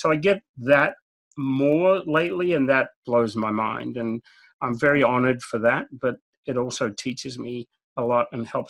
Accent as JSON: {"language": "English", "country": "Australia", "tie": "born or raised there", "said": "And growing up in Australia where it's 100 degrees or more during the summer every day, we don't know what snow is."}